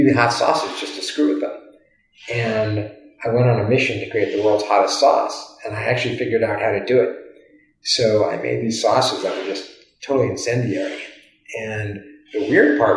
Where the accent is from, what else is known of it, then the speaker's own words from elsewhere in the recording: Virginia, United States; moved away as an adult; now in California, United States; I'm from the East Coast, originally from Virginia